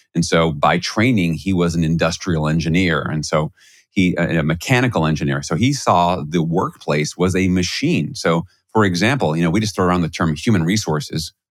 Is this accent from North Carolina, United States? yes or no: no; New York City, New York, United States; I grew up in Flushing, Queens.